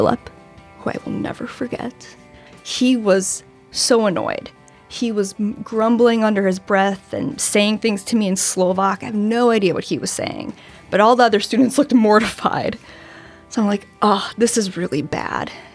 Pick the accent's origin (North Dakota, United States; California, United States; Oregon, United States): North Dakota, United States; moved away as an adult; now in Washington, D.C., United States; I am originally from North Dakota, but I've lived on the East Coast since 2009, mostly in D.C.